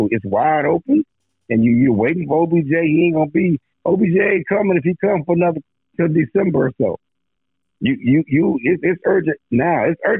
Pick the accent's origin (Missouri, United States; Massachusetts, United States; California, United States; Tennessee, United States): Missouri, United States; I mean, you got to show me. I'm from Missouri.